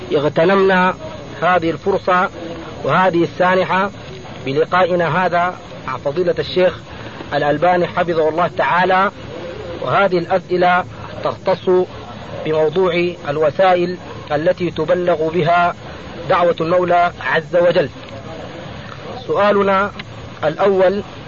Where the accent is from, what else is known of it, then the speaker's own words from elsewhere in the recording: Sudan; نحن شباب من السودان من جماعة أنصار السنة المحمدية